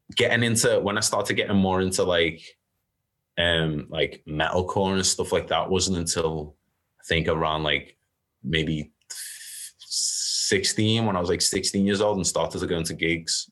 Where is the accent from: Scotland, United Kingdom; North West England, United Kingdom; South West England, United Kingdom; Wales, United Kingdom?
North West England, United Kingdom; Liverpool; I grew up in Liverpool